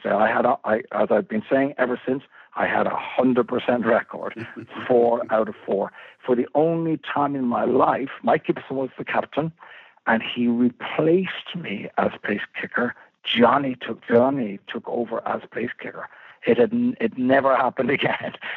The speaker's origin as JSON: {"language": "English", "town": "Malahide", "region": "Leinster", "country": "Ireland", "tie": "born or raised there", "said": "growing up in Malahide was like, like growing up in a playground."}